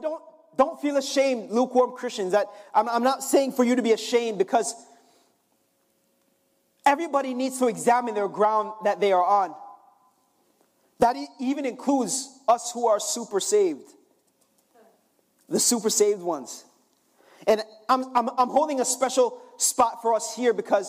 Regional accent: Jamaica; I'm Jamaican

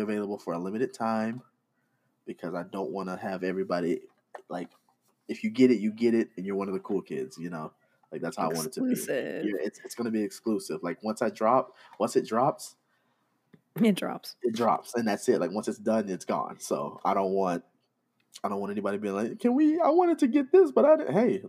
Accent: Arkansas, United States; I'm from Arkansas.

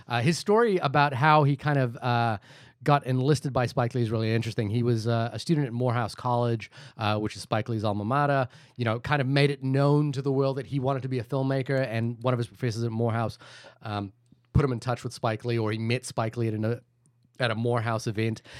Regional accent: India; I'm Indian

